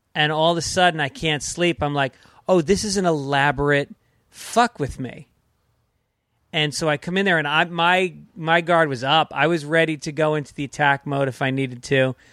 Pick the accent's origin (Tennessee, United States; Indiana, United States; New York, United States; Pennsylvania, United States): New York, United States; moved away as an adult; also born or lived in Boston / Manhattan; now in Los Angeles, United States; I'm from New York, but then I started in Boston